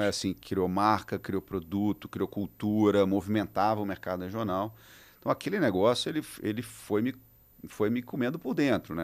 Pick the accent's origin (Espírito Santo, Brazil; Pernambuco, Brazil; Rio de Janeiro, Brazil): Espírito Santo, Brazil; moved away; also born or lived in São Paulo; Eu sou capixaba